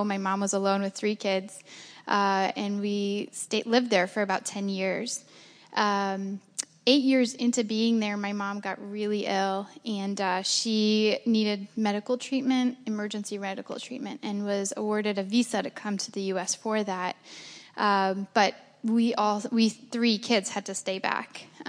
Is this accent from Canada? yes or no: no; Baghdad, Baghdad Governorate, Iraq; born there; moved away; So I was born in Iraq and in Baghdad, and my family was part of the small percentage of Chaldean Christians there.